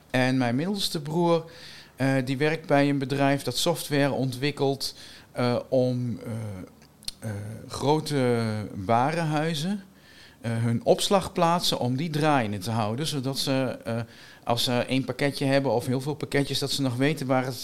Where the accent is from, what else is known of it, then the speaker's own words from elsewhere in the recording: Winterswijk, Gelderland, Netherlands; now in Wageningen, Netherlands; Ik kom uit Winterswijk. Eh, maar ik woon al langer in Wageningen dan dat ik ooit in Winterswijk heb gewoond. En toch, ja, dat blijft. Hè. Ik kom uit Winterswijk